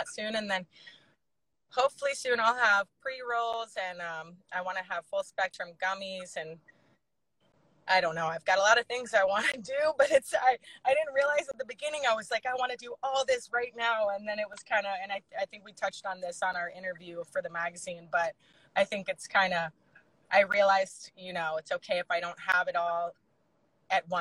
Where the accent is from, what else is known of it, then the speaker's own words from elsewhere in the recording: Alabama, United States; moved away; I'm from the South. I'm from Alabama